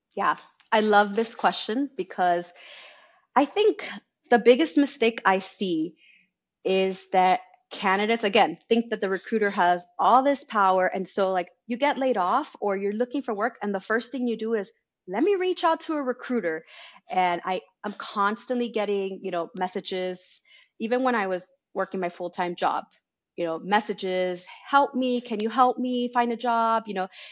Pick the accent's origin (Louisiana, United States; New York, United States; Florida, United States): Florida, United States; Miami; I was born in Miami.